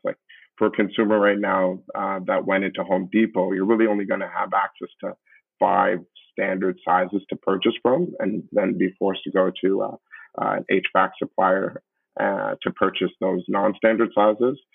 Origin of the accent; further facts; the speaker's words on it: Canada; also born or lived in Brampton, Ontario; we are a Canadian-born uh, group of founders